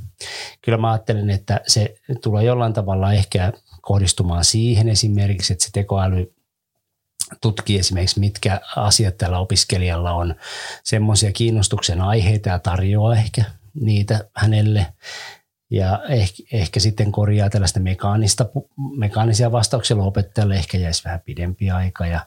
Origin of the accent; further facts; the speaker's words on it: Ostrobothnia, Finland; Kyllä meillä Pohjanmaalla käytiin aivan erilaista puhetta tästä